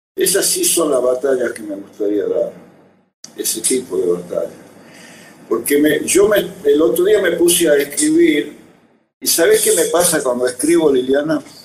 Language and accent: Spanish; Tucumán, Argentina; recuerdo una cuna, digamos, social Tucumán que incluyó mucha música con veneración